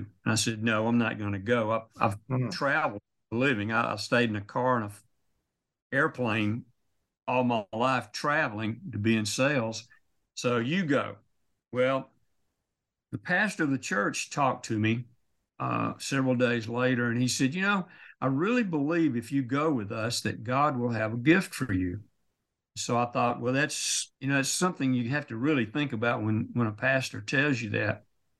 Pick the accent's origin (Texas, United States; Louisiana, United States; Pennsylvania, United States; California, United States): Louisiana, United States; born there; I was born on a farm in North Louisiana, which is about as far from Israel, I guess, as you can be.